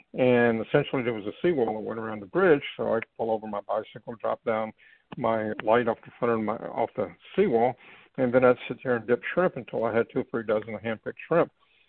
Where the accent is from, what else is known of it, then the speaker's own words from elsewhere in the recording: Fort Lauderdale, Florida, United States; also born or lived in Sarasota; Well, when I was growing up in Fort Lauderdale